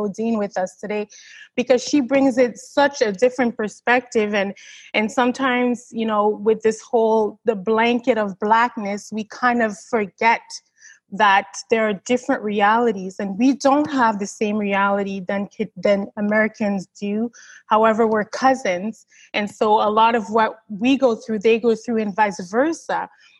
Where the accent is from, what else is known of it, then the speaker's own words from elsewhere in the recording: Canada; also born or lived in Haiti; I was born in Haiti, but I came here, I was 9 months old, right? So, I mean, to assume that I'm from another country, well, I was born in another country, yes, but I spent 43 years here in Canada. And so to me, like, I'm Canadian, right?